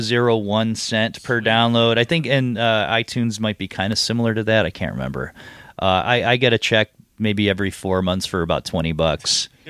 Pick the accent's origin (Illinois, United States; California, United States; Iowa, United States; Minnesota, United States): Illinois, United States; Chicago; growing up in the South Side of Chicago, you have the South Side of Chicago and there's nothing else that exists outside of the world.